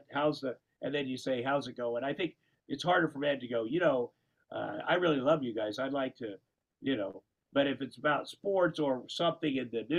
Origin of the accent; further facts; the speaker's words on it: Iowa, United States; I grew up in Tomo, Iowa